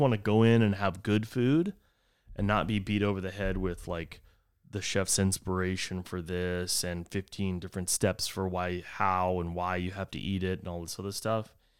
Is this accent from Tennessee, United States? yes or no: no; Texas, United States; whenever I grew up in Texas, we always would say the, that the devil's beating his wife